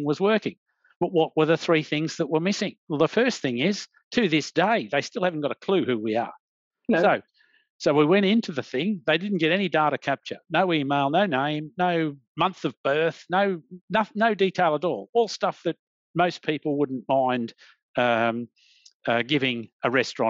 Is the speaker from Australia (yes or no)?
yes; Australia; as an Australian